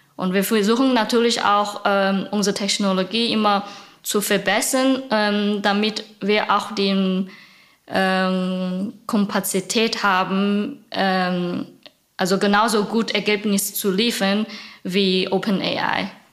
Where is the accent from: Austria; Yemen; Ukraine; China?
China; German is a second language; moved away as an adult; now in Berlin, Germany; Ich komme original aus China vor sieben Jahren